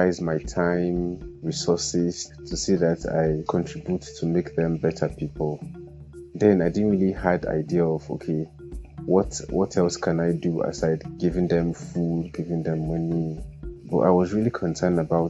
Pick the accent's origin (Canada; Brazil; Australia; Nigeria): Nigeria; Kaduna State; also born or lived in Kogi State; now in Jos, Nigeria; I'm from Kogi State, but I grew up in Kaduna and I'm currently living